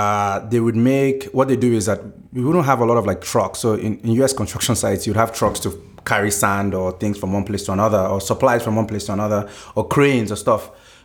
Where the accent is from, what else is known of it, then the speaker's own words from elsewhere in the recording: Nigeria; at least for when I was growing up in Nigeria.